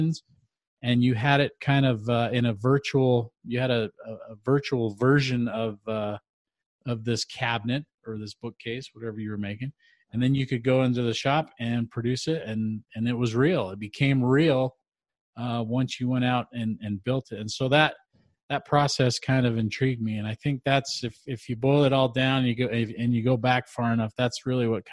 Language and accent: English; Utah, United States; I grew up in Utah